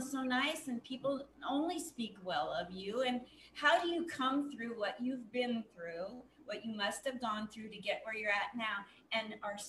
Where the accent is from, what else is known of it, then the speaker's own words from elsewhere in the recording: Portland, United States; also born or lived in New York; now in Las Vegas, United States; I'm from Portland, went to New York twice and lived there. Comic Strip Live, Gladys I'm in, and now I'm in Vegas.